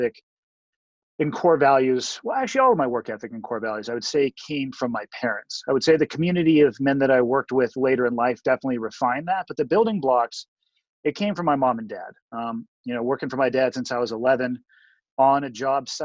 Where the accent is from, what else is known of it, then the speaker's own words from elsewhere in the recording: Santa Cruz, California, United States; I was born and raised in Santa Cruz, California